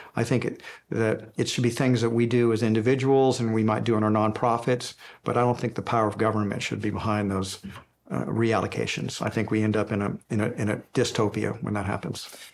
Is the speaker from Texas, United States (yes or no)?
yes; Houston, Texas, United States; when I was a little boy growing up in Houston, Texas